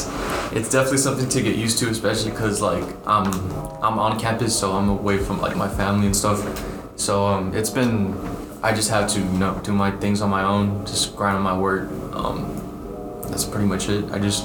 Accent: Edinburg, Texas, United States; moved away; Edinburgh, Valley.

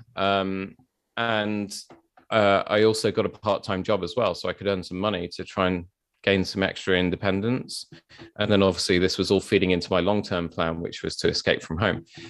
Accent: London, United Kingdom; I grew up in South London

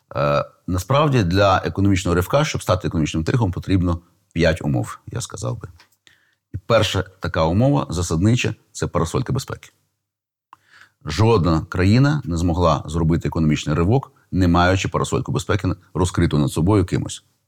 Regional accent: Kyiv, Ukraine; я, до речі, виріс в тому Києві

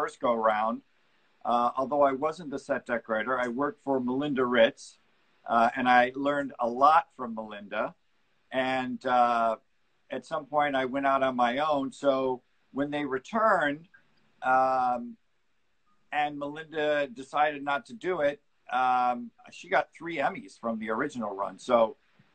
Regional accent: Detroit, Michigan, United States; moved away as an adult; now in Los Angeles, United States; from right around Detroit in Michigan

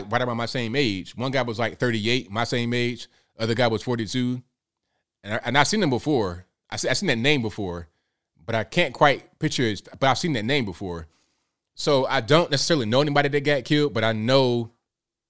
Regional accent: Portsmouth, Virginia, United States; also born or lived in Chesapeake, Virginia; I grew up in Portsmouth, Virginia before that. So when I was like 14, I came to Chesapeake

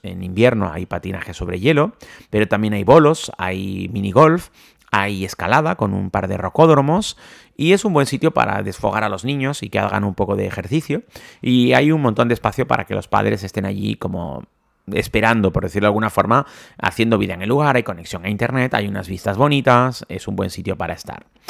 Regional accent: Spain; si somos españoles, que nos gusta cenar más tarde

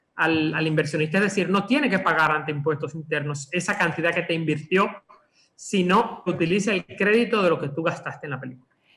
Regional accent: Dominican Republic; lo que somos los dominicanos

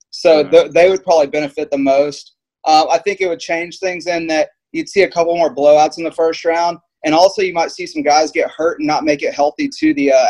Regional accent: Hubbard, Texas, United States; So, my hometown Hubbard

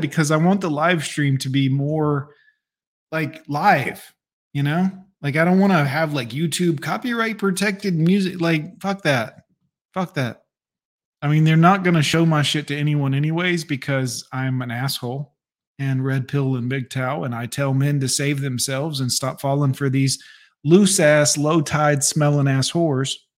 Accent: the South, United States; I grew up in the South

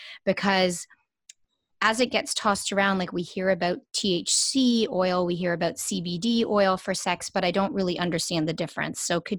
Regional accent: Canada; as a Canadian.

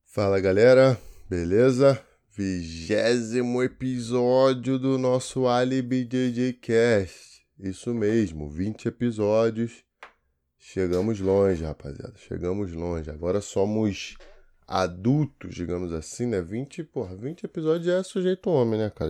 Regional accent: Brazil; eu sou brasileiro

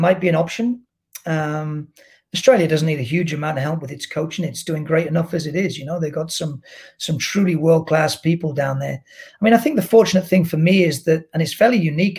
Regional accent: Cheshire, North West England, United Kingdom; moved away as an adult; also born or lived in Cambridgeshire / Suffolk / Loughborough, Leicestershire; now in Toronto, Canada; I was born in Cambridgeshire, if you want to be real specific. Then I moved to Suffolk when I was 4. And then I moved to Cheshire when I was 8. I lived in Cheshire till I was 18, 19

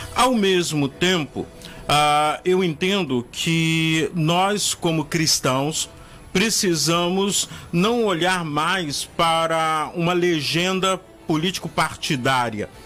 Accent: Rio de Janeiro, Brazil; moved away; also born or lived in Northeast Brazil / North Brazil; eu já morei no Nordeste do Brasil, já morei na região Norte, sou carioca, e amo o Rio de Janeiro

